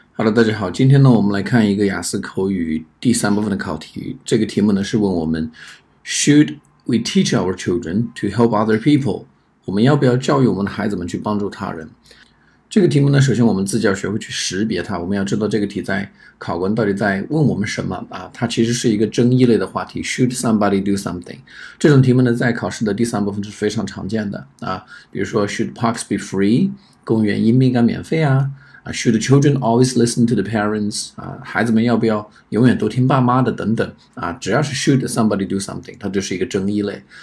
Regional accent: China; 比较符合我们中国人的这种思维习惯

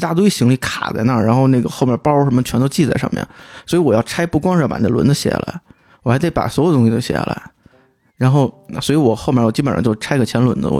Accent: China; 我我就我就说我是中国人

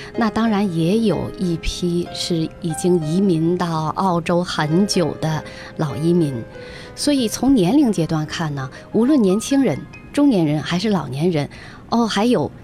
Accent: China; now in Sydney, Australia; 我们在异国他乡，在中国的万里之外

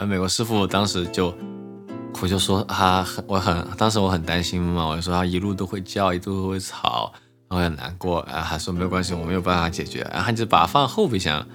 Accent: Chengdu, Sichuan, China; also born or lived in Bloomington, United States / California, United States / Beijing, China; now in Shanghai, China; 成都因为是从小在那儿长大

